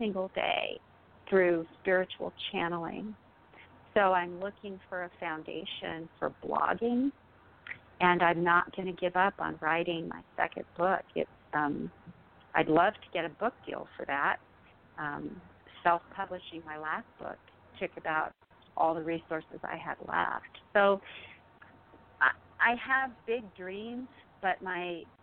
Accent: United States; having been that consumeristic American middle-class woman

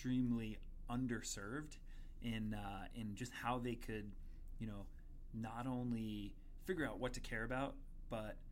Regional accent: Long Island, New York, United States; I'm from Long Island, dyed-in-the-wool Islander fan

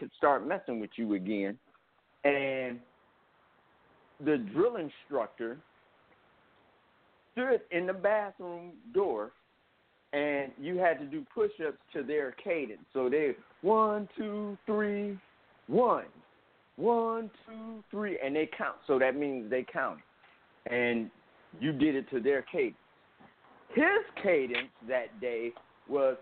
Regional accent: Cleveland, Ohio, United States; I'm from Cleveland.

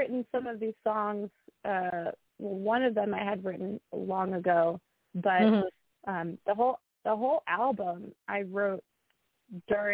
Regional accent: United States; where I grew up in the New York, New Jersey metropolitan area

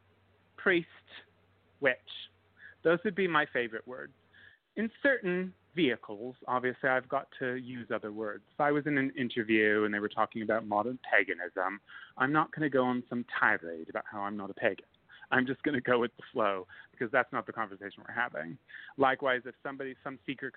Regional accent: United States; also born or lived in New Orleans, Louisiana; I'm an American.

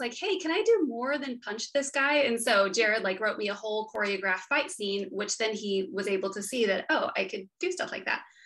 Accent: West Texas, United States; also born or lived in outside Austin, Texas; I grew up in West Texas and now I live um, outside of Austin with my husband

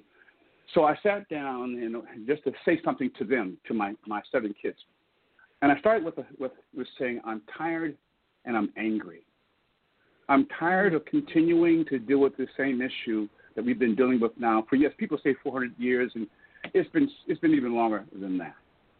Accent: Columbus, Georgia, United States; And we left Germany, and I came back to Columbus, Georgia, which is my hometown where I was born, which is in the South.

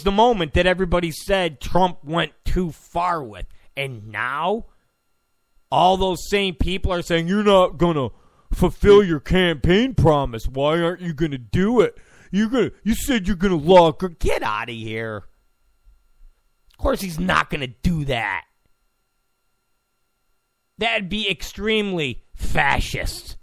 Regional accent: New York, United States; I'm from New York. And I get that language.

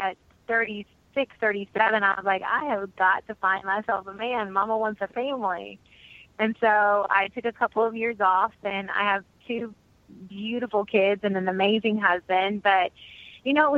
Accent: Murray, Kentucky, United States; moved away as an adult; also born or lived in London / Paris / New York; I'm from Murray, Kentucky, which is a town of like 8,000 people. I went to college. I graduated from high school

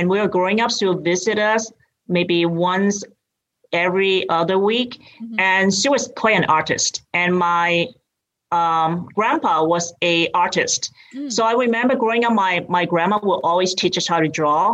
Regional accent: Hong Kong; accent: British; moved away as an adult; now in United States; I grew up in Hong Kong and I came here when I went to college

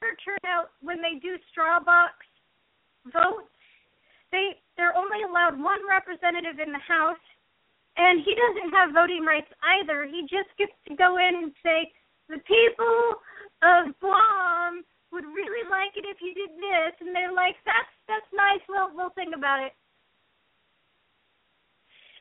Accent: United States; our country and being American

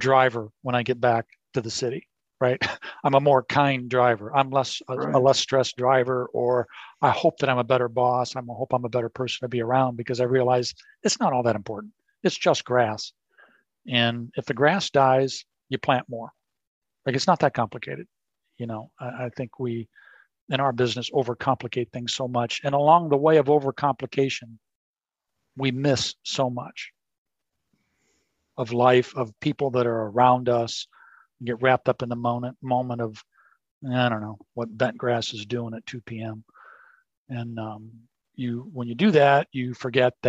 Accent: Chicagoland, Illinois, United States; moved away; what was my home course, my home state, where I had a lot of friends, my home city

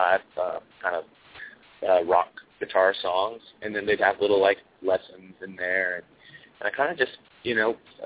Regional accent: Salt Lake City, Utah, United States; also born or lived in Okinawa, Japan; We moved back to Salt Lake when I was five, and pretty much lived there my whole life since then.

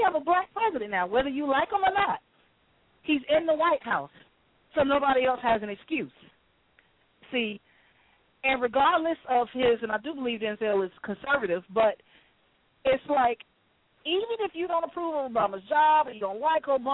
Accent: Atlanta, Georgia, United States; I was born and raised in Atlanta, and I grew up in a middle-class family

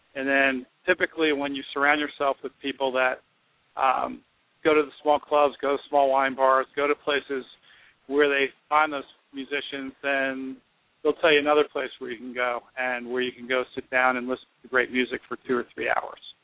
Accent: New Jersey, United States; I'm from Jersey

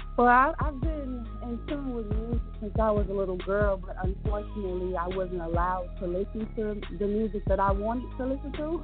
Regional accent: Chicago, Illinois, United States; I'm from Chicago

